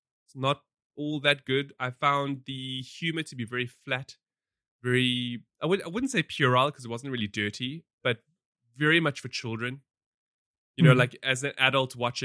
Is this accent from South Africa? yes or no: yes; South Africa; we have a very, you know, troubled and rich history